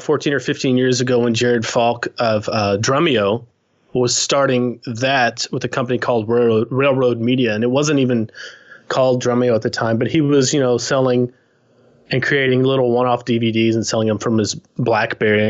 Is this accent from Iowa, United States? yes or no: no; Texas, United States; moved away as an adult; now in British Columbia, Canada; I'm originally from Texas, but I've been here for about 10 years